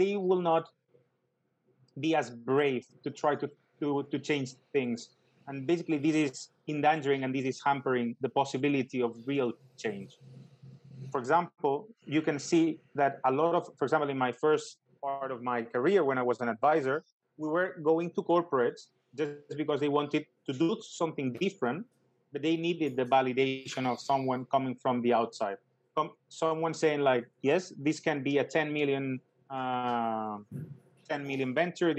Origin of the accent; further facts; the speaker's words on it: Barcelona, Catalonia, Spain; I'm from Barcelona